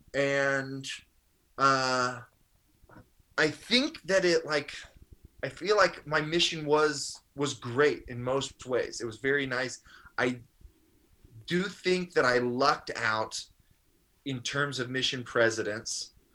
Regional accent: Maryland, United States; I grew up in Maryland

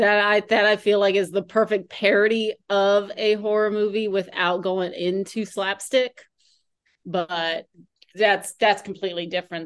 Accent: United States

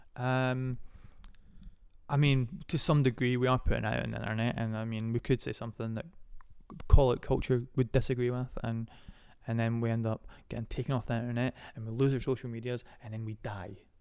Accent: Scotland, United Kingdom; born or raised there

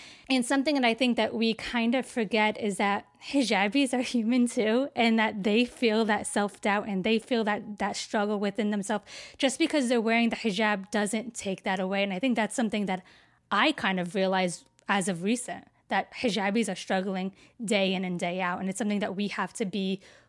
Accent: United States; I'm Palestinian, but I was born in America and so were my parents.

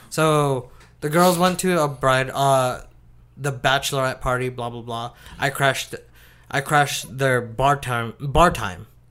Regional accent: Oakland, California, United States; I was born in Oakland

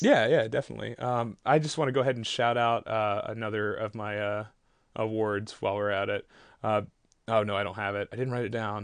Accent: Texas, United States; I'm from Texas

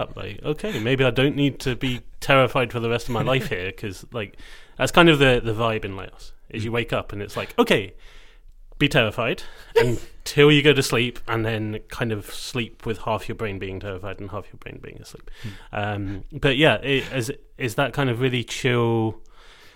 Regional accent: Scotland, United Kingdom; being Scottish

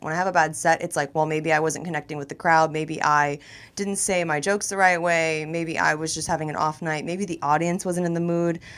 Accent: Tampa, Florida, United States; moved away as an adult; also born or lived in Miami / New York / Los Angeles; I'm a Florida girl. You know, I'm from Tampa originally. I was born in Miami.

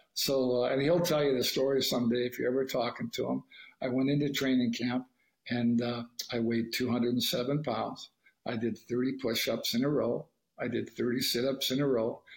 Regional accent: Canada; I'm Canadian

